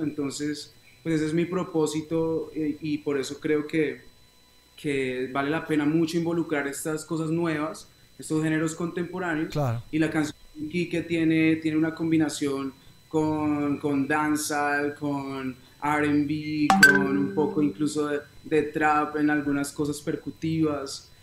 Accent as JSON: {"language": "Spanish", "town": "Neiva", "region": "Huila", "country": "Colombia", "tie": "born or raised there", "also_born_or_lived": "Bogotá / United States", "said": "yo nací en Bogotá, pero a los ocho años me fui a vivir a una ciudad que se llama Neiva, en, en un departamento"}